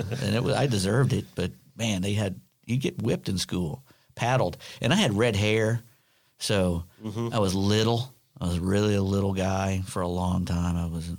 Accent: Germany; now in United States; I loved it. I really did. I mean, you know, the whole time you're there, you're thinking, oh, I want to go back to the States because they have better candy. But then you realize, boy, I was eating the best candy in the world.

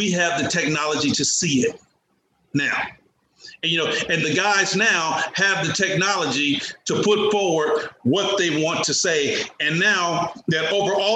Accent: Oakland, California, United States; I was a young black man growing up in East Oakland, California

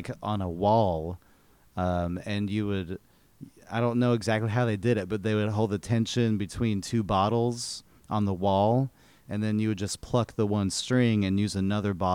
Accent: Woodbridge, Virginia, United States; moved away; I was born in Woodbridge, Virginia, which is like 40 minutes south of D.C.

